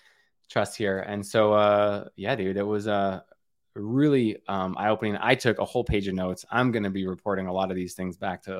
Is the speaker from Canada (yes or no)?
yes; Canada; I'm from Canada. We are not. We cannot start thinking about the end of summer yet.